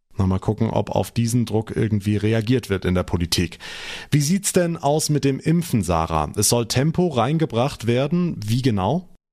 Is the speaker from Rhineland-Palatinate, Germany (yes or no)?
yes; Rhineland-Palatinate, Germany; bei uns in Rheinland-Pfalz